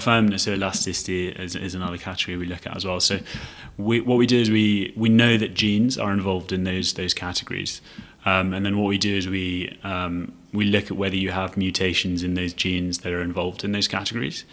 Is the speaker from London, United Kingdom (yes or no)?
yes; London, United Kingdom; moved away as an adult; also born or lived in Edinburgh / Leiden / Cambridge; now in Singapore; I was born in London um, and sort of studied in the UK, got a chance to go up to Edinburgh University to study